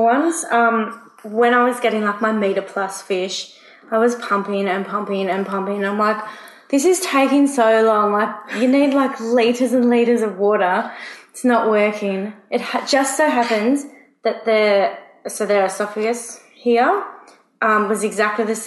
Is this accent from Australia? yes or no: yes; East Coast, Australia; I'm from the East Coast.